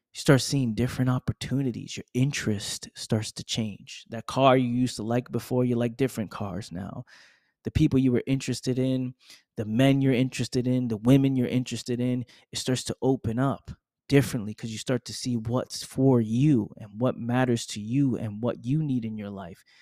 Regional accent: New York, United States; I'm from New York

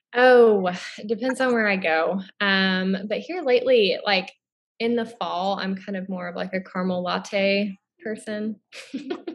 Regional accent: Florida, United States; moved away as an adult; also born or lived in Oregon / Billings, Montana; now in Southeast Missouri, United States; I'm originally from Florida

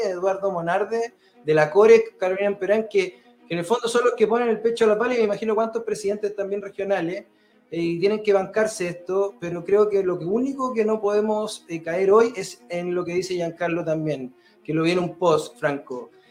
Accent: Chile; los chilenos

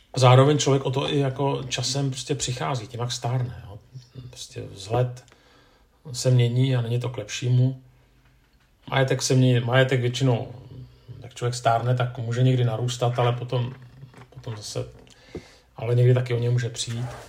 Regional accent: Czechia; že jsem muž, že jsem Čech

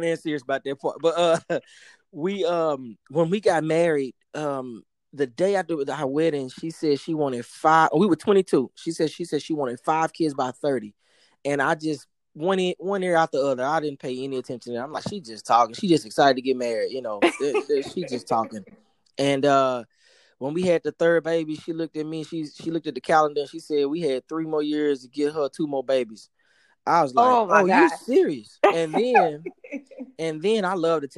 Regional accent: Dallas, Texas, United States; moved away as an adult; now in Miami, United States; born and raised in Dallas

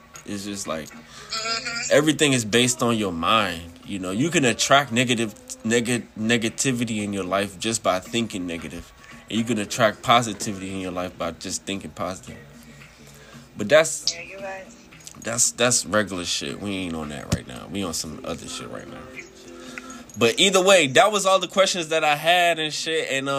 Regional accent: Washington, District of Columbia, United States; I'm from D.C. Yeah, I'm from D.C. out here chilling.

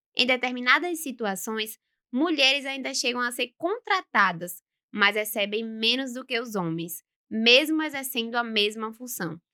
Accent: Governador Mangabeira, Bahia, Brazil; now in Feira de Santana, Brazil; Eu moro em Governador Mangabeira.

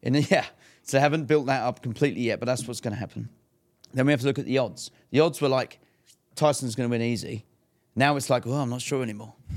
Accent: England, United Kingdom; I'm English too.

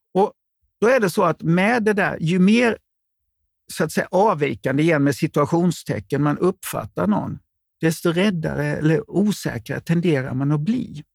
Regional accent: Småland, Sweden; ni träffar mig som smålänning

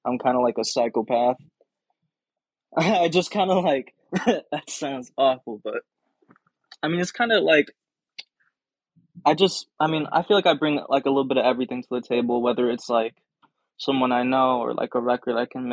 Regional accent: St. Louis, Missouri, United States; being from St. Louis, you know, and you know, being really into the hip hop kind of scene, I would say that, being from here

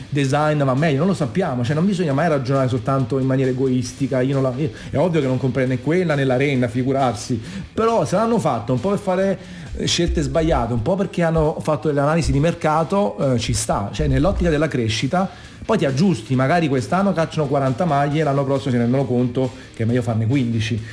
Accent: Naples, Campania, Italy; io sono napoletano stravenace

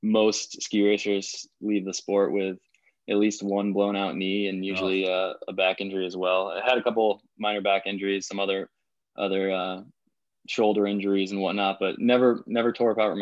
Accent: Massachusetts, United States; moved away as an adult; now in Madison, United States; I'm originally from Massachusetts. I'm a New Englander pretty much my whole life until a few years back

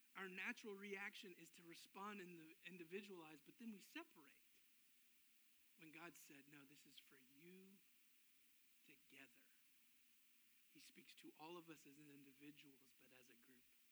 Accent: Memphis, Tennessee, United States; we grew up in Memphis

